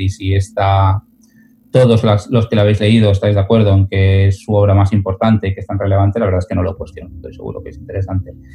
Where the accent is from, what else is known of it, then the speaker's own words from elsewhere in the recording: Moncada, Valencian Community, Spain; la biblioteca de mi pueblo de Moncada